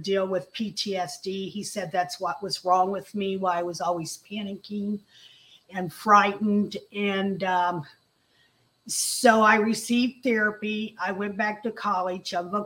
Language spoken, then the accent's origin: English; Indianapolis, Indiana, United States; I grew up in Indianapolis